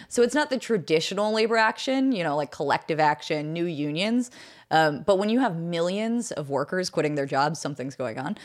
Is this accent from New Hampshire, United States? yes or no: no; Pittsburgh, Pennsylvania, United States; also born or lived in New York City; I did grow up in Pittsburgh. Actually, I was born in New York City